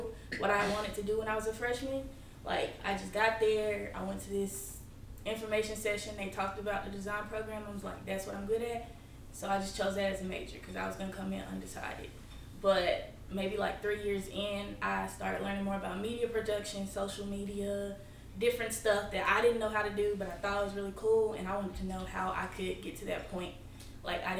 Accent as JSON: {"language": "English", "town": "Burlington", "region": "North Carolina", "country": "United States", "said": "I'm from North Carolina, Burlington"}